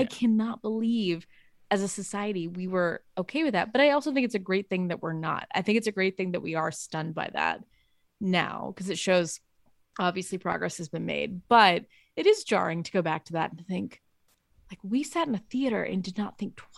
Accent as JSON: {"language": "English", "town": "West Memphis", "region": "Arkansas", "country": "United States", "tie": "born or raised there", "said": "In my hometown, we don't have a bar. We have a like a Greyhound track in West Memphis that has some bars in it."}